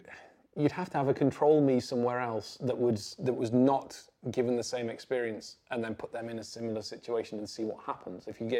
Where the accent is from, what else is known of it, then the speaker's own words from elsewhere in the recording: North West England, United Kingdom; I grew up in the Northwest in the 90s, it wasn't like this hotbed of kind of programming talent